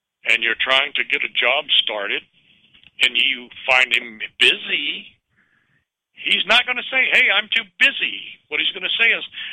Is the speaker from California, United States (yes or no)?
yes; Richmond, California, United States; I grew up in Richmond, California